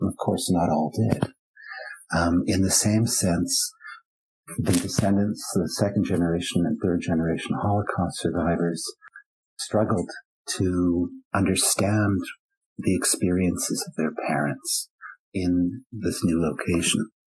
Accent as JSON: {"language": "English", "town": "Vancouver", "region": "British Columbia", "country": "Canada", "tie": "born or raised there", "said": "third generation Germans like myself, growing up in Vancouver"}